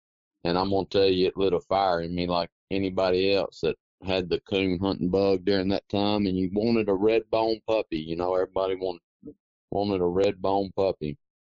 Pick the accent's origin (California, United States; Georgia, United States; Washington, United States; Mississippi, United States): Mississippi, United States; Quitman; Well, Tyler, I was born and raised in Clark County, Mississippi, a little town called Quitman. And my dad was in the oil field, so we moved around a good bit.